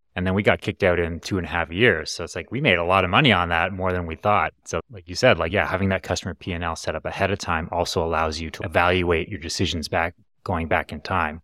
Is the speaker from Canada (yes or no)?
yes; Canada; born or raised there